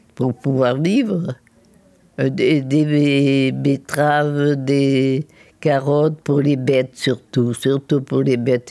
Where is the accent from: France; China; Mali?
France; Châteauponsac, Nouvelle-Aquitaine; also born or lived in Limoges; je suis née en 1933 à Limoges. Et après, mes parents sont venus acheter une petite propriété euh, là, dans la commune de château bonsac